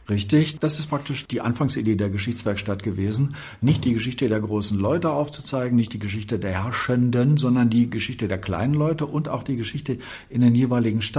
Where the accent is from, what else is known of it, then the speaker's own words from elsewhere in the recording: Dortmund, North Rhine-Westphalia, Germany; now in Berlin, Germany; ich bin in Westfalen geboren und dann in Dortmund aufgewachsen, seitdem ich zur Schule ging. Und da bin ich dann auch bis Mitte 20 geblieben